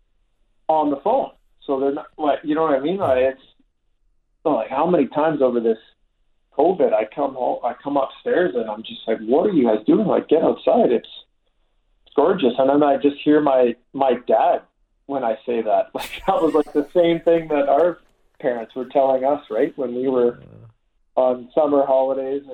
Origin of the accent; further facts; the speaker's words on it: Calgary, Alberta, Canada; I grew up in North Haven, so the Winter Club was very close